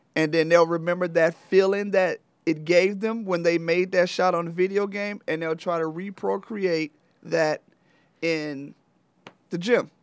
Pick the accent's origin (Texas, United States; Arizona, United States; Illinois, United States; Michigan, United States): Michigan, United States; Flint; I'm originally from Flint, Michigan. Um, I played high school basketball at Flint Central